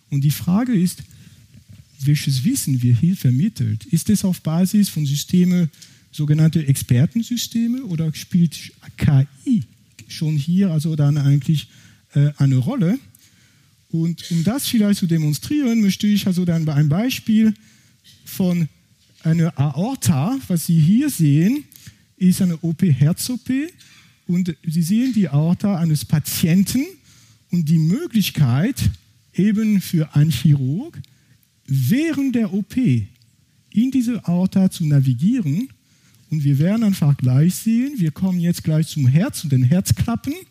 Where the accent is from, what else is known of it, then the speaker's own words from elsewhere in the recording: France; accent: French; German is a second language; Ich bin, wie gesagt, ursprünglich aus Frankreich, das kann man wahrscheinlich von meinem Akzent nicht überhören.